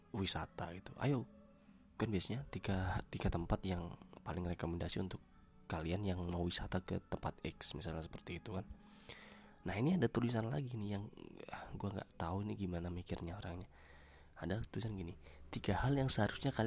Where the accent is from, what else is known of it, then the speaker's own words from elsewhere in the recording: Jember, East Java, Indonesia; karena gue orang Jember gue mengangkat tentang how to speak Pandalungan dialek gitu